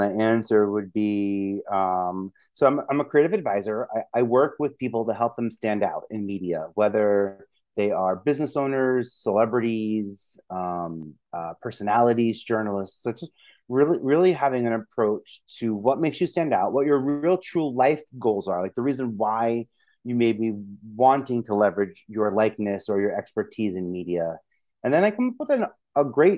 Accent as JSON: {"language": "English", "town": "New York City", "region": "New York", "country": "United States", "said": "I'm from Brooklyn"}